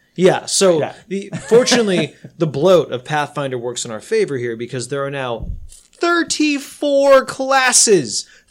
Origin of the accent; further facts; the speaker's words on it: United States; I am Asian American